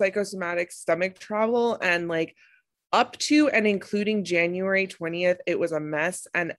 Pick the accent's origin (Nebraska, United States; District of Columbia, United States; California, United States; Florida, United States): District of Columbia, United States; Washington; I was born and raised in Washington, D.C.